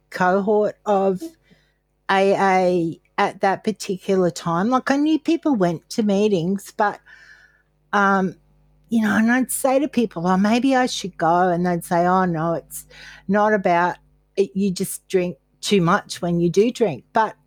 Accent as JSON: {"language": "English", "town": "Caloundra", "region": "Queensland", "country": "Australia", "tie": "born or raised there", "said": "I grew up in Caloundra and our main place was the Pearl Hotel"}